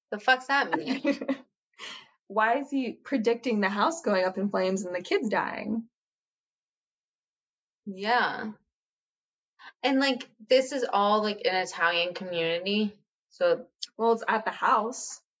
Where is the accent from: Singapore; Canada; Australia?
Australia; I'm from Australia.